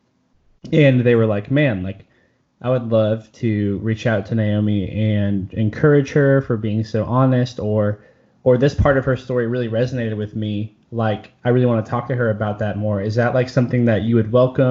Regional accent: United States

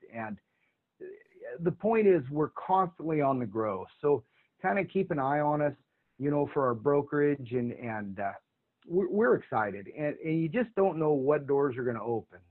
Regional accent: Oregon, United States; We're from Oregon

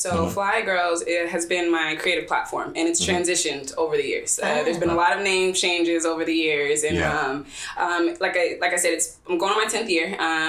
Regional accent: Seaside, California, United States; I'm originally from Seaside, right?

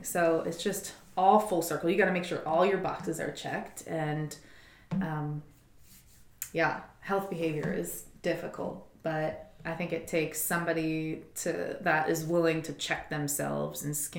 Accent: Philadelphia, Pennsylvania, United States; Oh, I'm from Philadelphia.

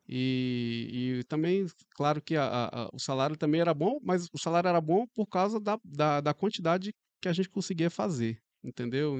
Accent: Porto Velho, Rondônia, Brazil; Sou daqui mesmo, de Porto Velho

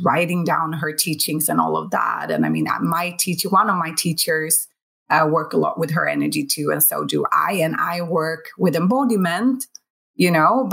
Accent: Sweden; I'm from Sweden

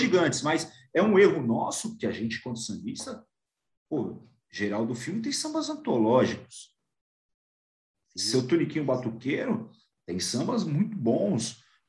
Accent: São Paulo, Brazil; como paulista

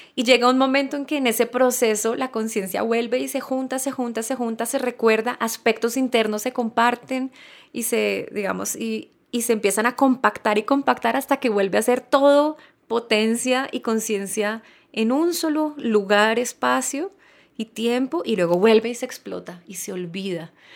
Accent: Colombia; nací en Colombia, soy mujer

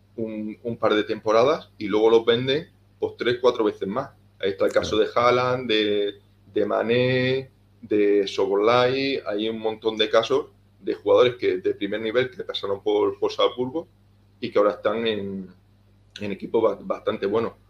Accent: Cáceres, Extremadura, Spain; soy un chico español de Cáceres.

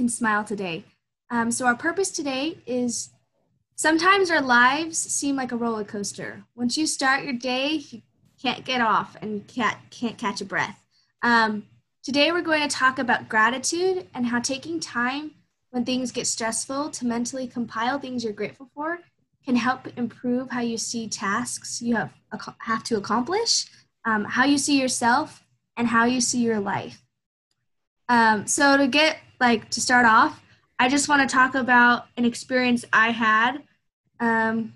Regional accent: Show Low, Arizona, United States; moved away; also born or lived in Red Mesa, Arizona; And I had grown up and was born and raised in Sholo, Arizona.

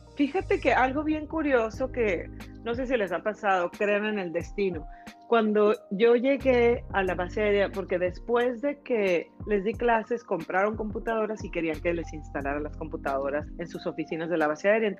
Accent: Mexico; moved away as an adult; now in Canada; estaba yo en México muy contenta, trabajé mucho tiempo para la televisora

